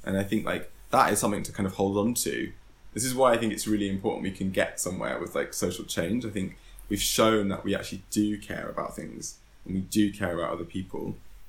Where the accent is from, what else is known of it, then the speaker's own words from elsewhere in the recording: London, United Kingdom; because you know, this, in some ways growing up in London is a kind of advantage in itself.